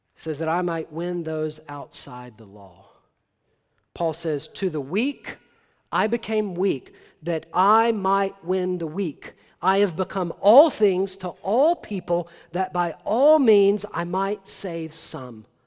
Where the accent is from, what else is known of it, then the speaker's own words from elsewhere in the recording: Tennessee, United States; I'm from Tennessee